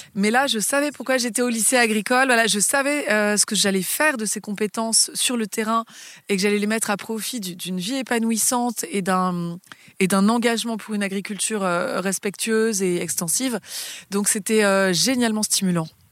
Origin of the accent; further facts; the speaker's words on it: Paris, Île-de-France, France; moved away; j'ai grandi euh, dans Paris puisque je suis née euh, sur l'île de la Cité